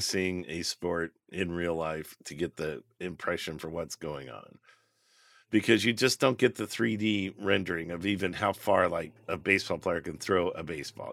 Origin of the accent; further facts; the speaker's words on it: United States; we're American